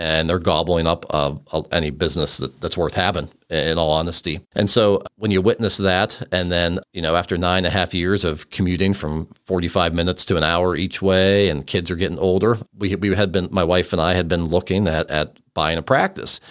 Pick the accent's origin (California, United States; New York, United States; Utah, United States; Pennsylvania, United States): Pennsylvania, United States; Western; we grew up in Western Pennsylvania, uh, where there was more deer than people